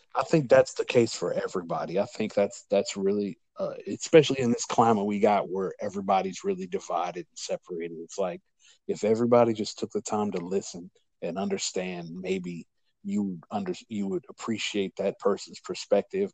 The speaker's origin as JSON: {"language": "English", "region": "Louisiana", "country": "United States", "said": "I'm from Louisiana"}